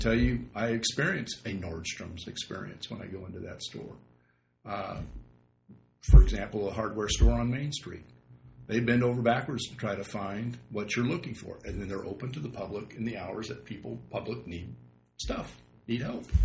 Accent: Oregon, United States; I grew up in East Multnomah County, and, and when I drive past Troutdale coming east, I always get this.

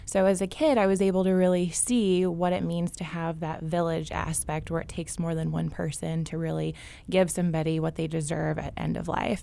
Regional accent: Champaign, Illinois, United States; I am born and raised in Champaign

